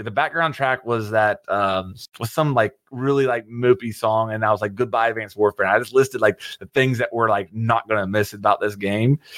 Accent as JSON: {"language": "English", "region": "West Virginia", "country": "United States", "tie": "born or raised there", "said": "I grew up in West Virginia"}